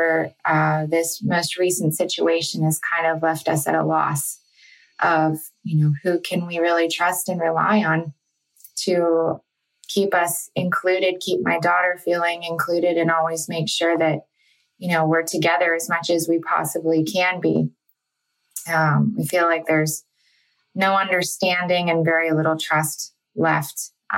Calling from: Pittsburgh, Pennsylvania, United States; I'm from the Pittsburgh area.

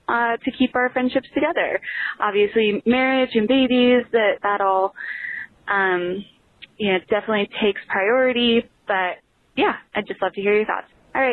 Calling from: Lincoln, Nebraska, United States; I am calling from Lincoln, Nebraska

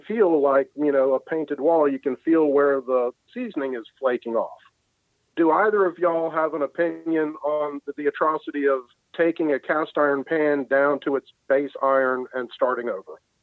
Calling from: Milledgeville, Georgia, United States; I'm calling from Milledgeville, Georgia.

